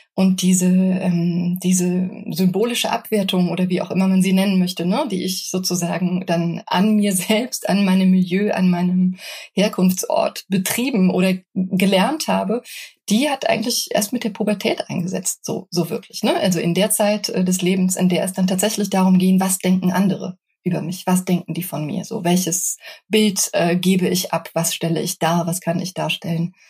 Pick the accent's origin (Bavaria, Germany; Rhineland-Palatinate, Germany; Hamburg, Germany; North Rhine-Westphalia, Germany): Rhineland-Palatinate, Germany; foot of the Hunsrück; now in Berlin, Germany; Ich bin in einem kleinen, sehr hübschen Dörfchen ähm, am Fuße des Hunsrücks aufgewachsen